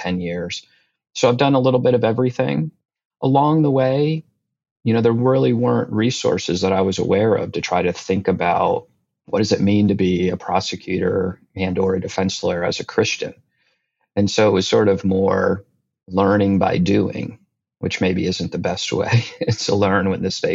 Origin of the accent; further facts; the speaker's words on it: New Jersey, United States; moved away as an adult; also born or lived in North Carolina; now in Washington, DC, United States; I grew up in New Jersey, very much a creature of the Northeast in that sense